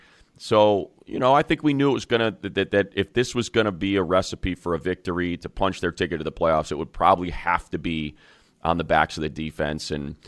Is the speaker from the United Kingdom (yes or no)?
no; Indiana, United States; I'm from Northwest Indiana, so the schedule makers did me some sweet favors for the Christmas season.